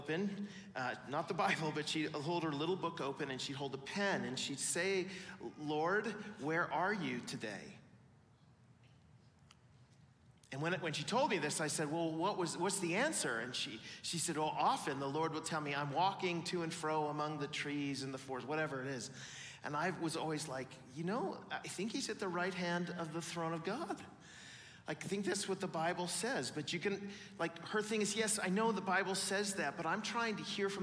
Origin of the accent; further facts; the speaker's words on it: Pacific Northwest, United States; now in Illinois, United States; I'm from Pacific Northwest